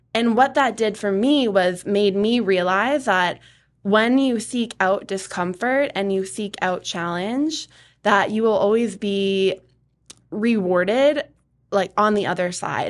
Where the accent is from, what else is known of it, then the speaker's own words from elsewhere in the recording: Atkinson, New Hampshire, United States; I grew up in Atkinson. I have lived in New Hampshire my whole life